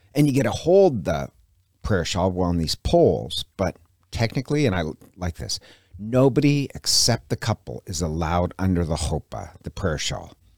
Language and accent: English; Montana, United States; now in Coeur d'Alene, United States; I'm from Montana originally.